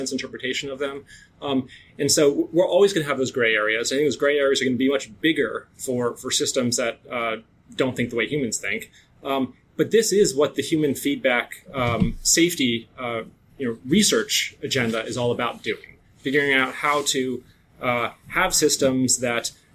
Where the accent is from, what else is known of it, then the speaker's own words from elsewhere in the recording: North Dakota, United States; I'm from North Dakota